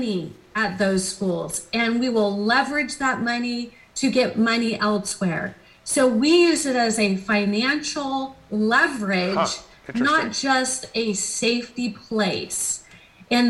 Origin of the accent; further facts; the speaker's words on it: California, United States; I'm five generations from California